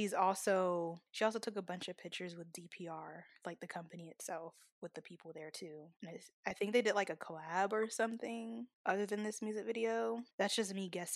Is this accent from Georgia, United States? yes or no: yes; Atlanta, Georgia, United States; I'm from Atlanta.